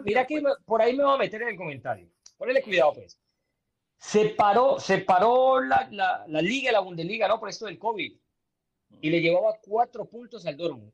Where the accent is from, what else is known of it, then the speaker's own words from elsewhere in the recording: Colombia; now in United States; nosotros que somos inmigrantes moranos, que, somos colombianos y llevamos muchos años viviendo en Estados Unidos